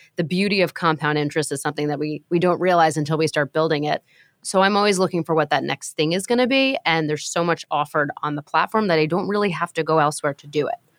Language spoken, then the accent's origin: English; New York, United States; I'm a New Yorker, and I'm a lifelong renter